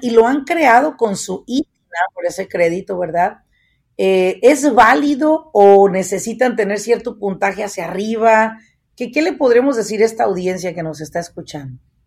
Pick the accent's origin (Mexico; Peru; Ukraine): Mexico; Apatzingán, Michoacán; now in United States; yo soy nativa de Apatzingán, Michoacán